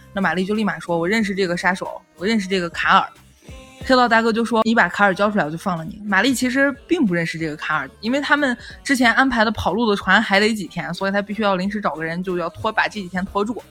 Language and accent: Chinese; Northwest China, China; accent: Northwestern dialect; 我们西北方言